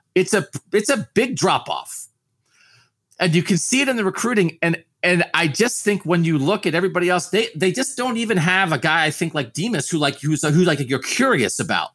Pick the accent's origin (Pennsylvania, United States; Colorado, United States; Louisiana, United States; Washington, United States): Pennsylvania, United States; I grew up in Pennsylvania.